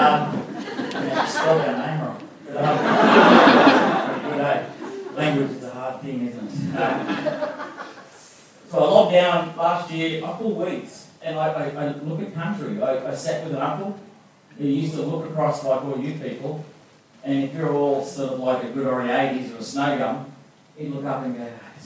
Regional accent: Gundungurra country, New South Wales, Australia; I'm from Bindungra country.

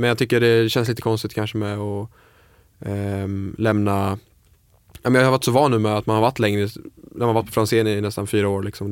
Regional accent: Falkenberg, Halland County, Sweden; moved away; also born or lived in Stockholm / Copenhagen; jag är kock, eh, började i ung ålder, jag är från Falkenberg

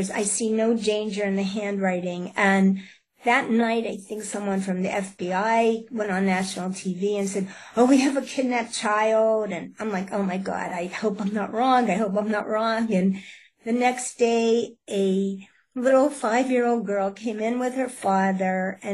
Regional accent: Pittsburgh, Pennsylvania, United States; I'm from Pittsburgh, Pennsylvania.

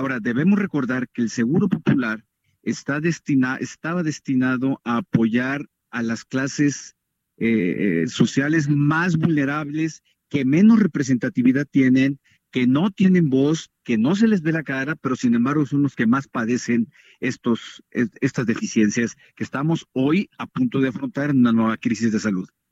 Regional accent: Sinaloa, Mexico; a Sinaloa, de donde soy original

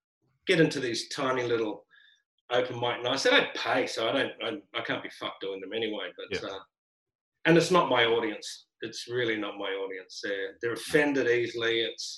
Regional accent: Brisbane, Queensland, Australia; also born or lived in Sydney; now in Melbourne, Australia; Well, I came from Sydney. I started in Brisbane, lived in Sydney, moved down to Melbourne.

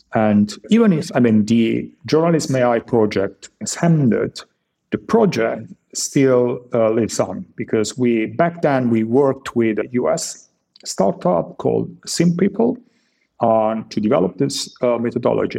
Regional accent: Italy; now in Germany; I was born in Italy

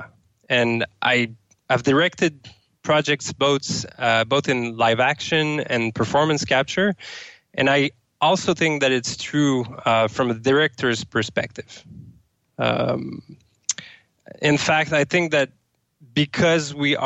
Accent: Sherbrooke, Quebec, Canada; now in Amsterdam, Netherlands; I'm from Sherbrooke, Canada

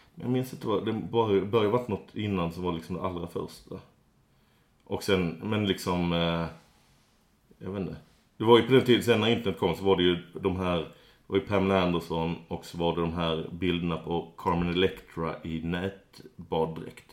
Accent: Skåne, Sweden; Jag är eh, det som kallas skåning

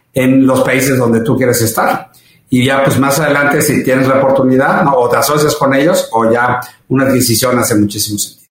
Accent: Mexico; soy orgullosamente mexicano

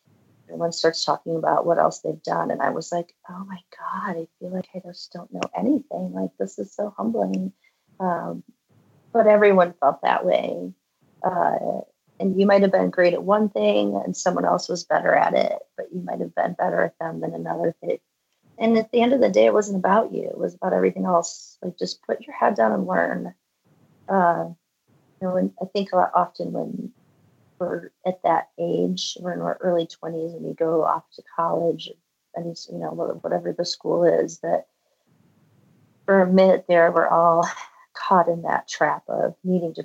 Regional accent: Valparaiso, Indiana, United States; also born or lived in Michigan; now in Boulder, United States; we moved from Michigan to Indiana when I was, gosh, I think fourth or fifth grade. And that was where, so I'm literally from the town that Orville Redenbacher is from in Indiana, Valparaiso, Indiana

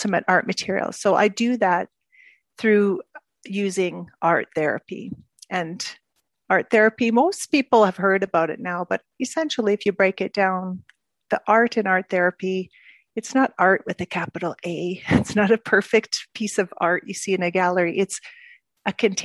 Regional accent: Edmonton, Alberta, Canada; moved away as an adult; also born or lived in Asia / Middle East; now in Belgium; I grew up in Canada, in Edmonton.

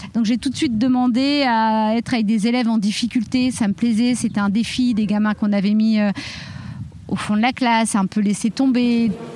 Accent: Reims, Grand Est, France; J'ai grandi à Reims.

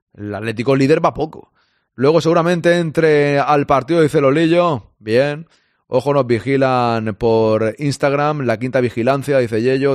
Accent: Barcelona, Catalonia, Spain; also born or lived in Madrid; yo soy de Barcelona

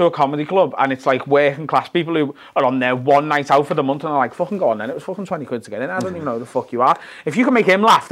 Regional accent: Liverpool, North West England, United Kingdom; I always did an hour solo show in Liverpool every year

